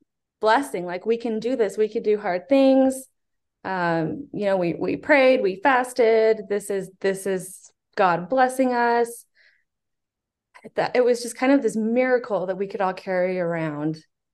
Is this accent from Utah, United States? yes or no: yes; Utah, United States; also born or lived in Houston; I was born in Houston, he was bishop there. When we moved to Utah, he was bishop in Utah.